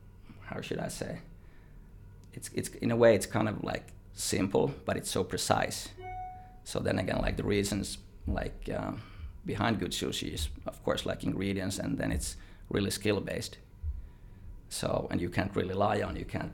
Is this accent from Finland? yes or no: yes; Vantaa, Uusimaa, Finland; now in Australia; born and raised in Vantaa